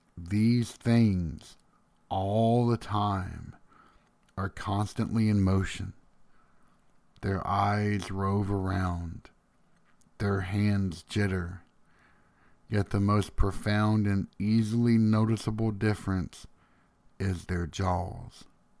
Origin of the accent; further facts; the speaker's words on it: Tennessee, United States; When I was a boy growing up in Tennessee, one summer night I found myself on the back porch looking at the stars.